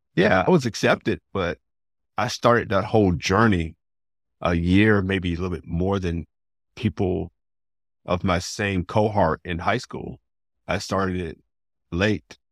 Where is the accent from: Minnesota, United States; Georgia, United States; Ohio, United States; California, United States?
Georgia, United States; Atlanta; I grew up in Atlanta